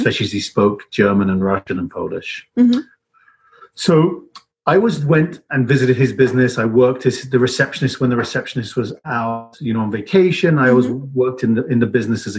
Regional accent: England, United Kingdom; moved away as an adult; now in Boulder, United States; I grew up in England, and my parents are from immigrant families

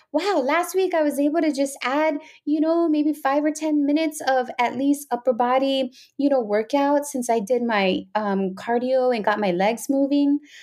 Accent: Pacific Northwest, United States; I'm from the Pacific Northwest up here

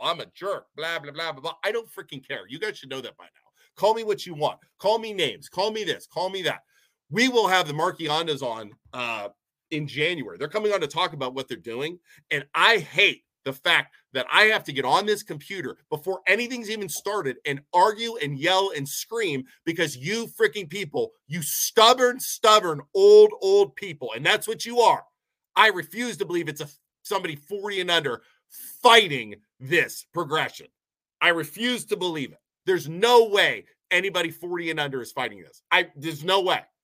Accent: Poland, Ohio, United States; I'm from Poland. My family grew up here.

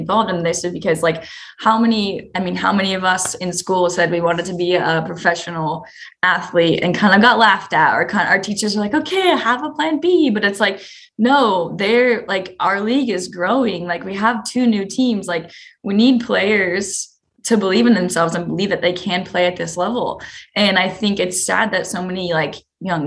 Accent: West Coast, United States; my family's super excited because we're from the West Coast

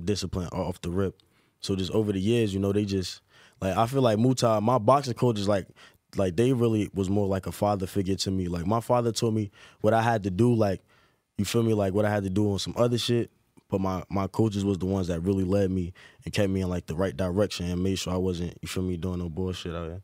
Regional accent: Newark, New Jersey, United States; growing up in Newark was fun

